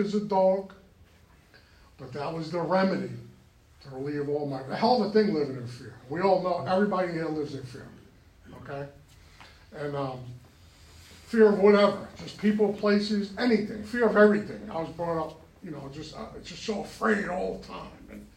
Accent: New York, United States; moved away; I was born and raised in New York

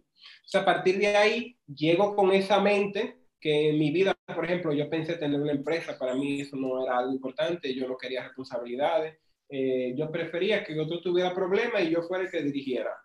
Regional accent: Pimentel, Duarte, Dominican Republic; estudié en Pimentel y soy de Pimentel

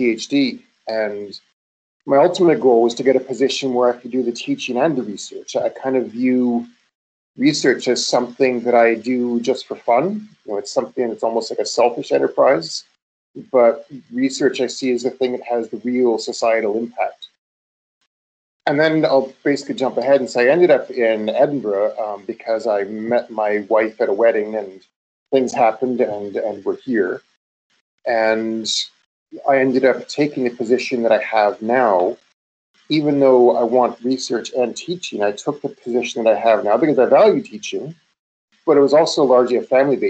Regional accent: Canada; moved away as an adult; also born or lived in United States; I'm Canadian

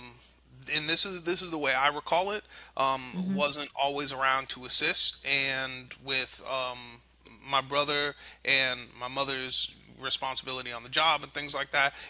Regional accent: South Florida, United States; we grew up in South Florida

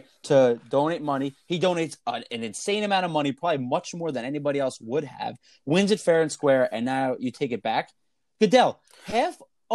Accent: New York, United States; we are both born and raised in New York. Still here

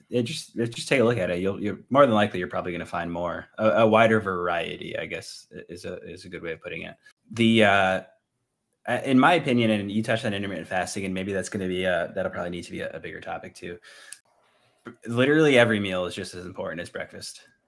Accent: Northeast, United States; moved away; I'm from the Northeast

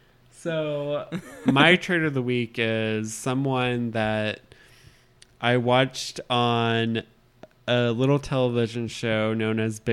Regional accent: United States; we're dumb Americans.

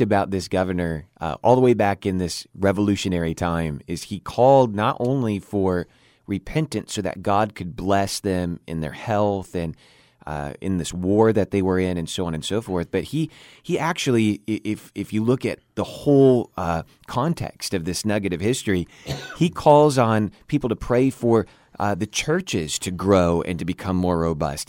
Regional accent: United States; as an American citizen

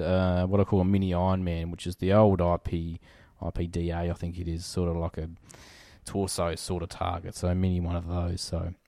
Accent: Riverland, South Australia, Australia; I grew up in the Riverland

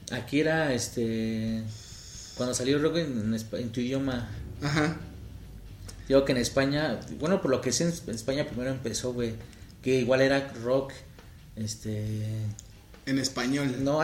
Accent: Veracruz, Mexico; soy veracruzano

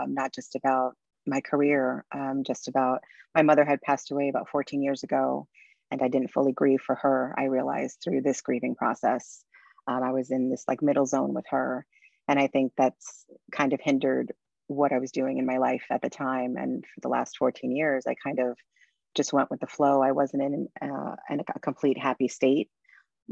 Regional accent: New York City, New York, United States; I'm originally from Brooklyn, New York. So this is my home place.

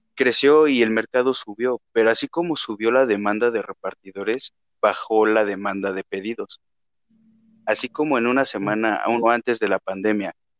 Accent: Mexico

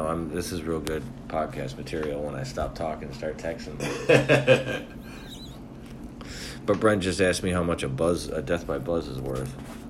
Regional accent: Holly, Michigan, United States; I used to live up there. I grew up in Holly.

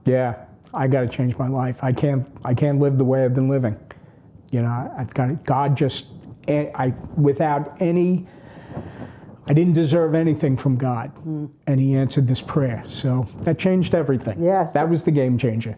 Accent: Long Island, New York, United States; typical brothers growing up on Long Island.

